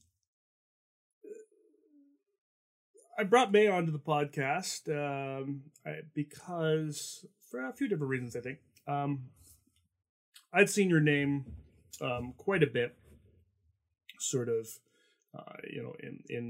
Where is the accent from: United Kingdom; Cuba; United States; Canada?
Canada; I'm Canadian